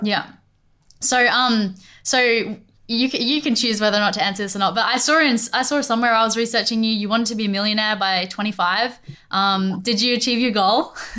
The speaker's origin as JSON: {"language": "English", "country": "Australia", "said": "i'm from australia"}